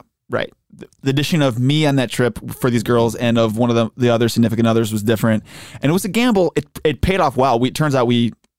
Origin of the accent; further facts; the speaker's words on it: Western New York, United States; I am from the Western New York area.